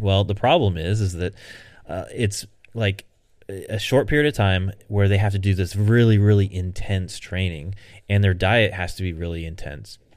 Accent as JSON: {"language": "English", "country": "United States", "said": "I'm an American"}